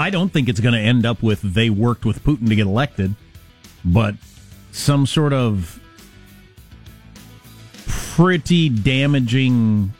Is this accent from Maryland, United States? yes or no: no; Wisconsin, United States; moved away; I'm from Wisconsin. But he sounds like everybody I grew up with.